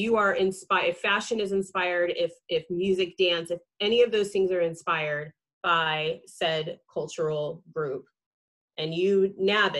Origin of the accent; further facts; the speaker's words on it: Central California, United States; growing up in Central California